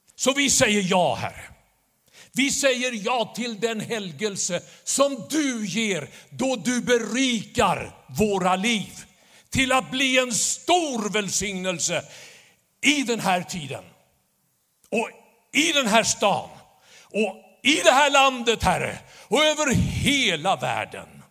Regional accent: Stockholm, Stockholm County, Sweden; När jag växte upp i Stockholm

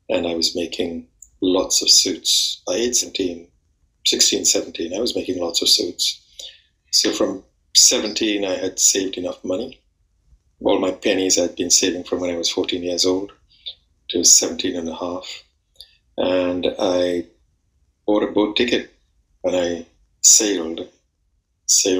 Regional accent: Trinidad & Tobago; moved away as an adult; now in London, United Kingdom; I'm actually from the West Indies, from Trinidad and Tobago.

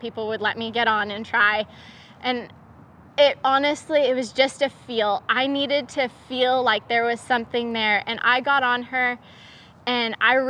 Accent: Oregon, United States; moved away; I'm originally from Oregon

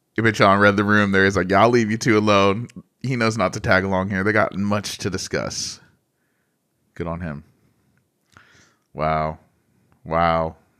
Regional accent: United States; I'm American

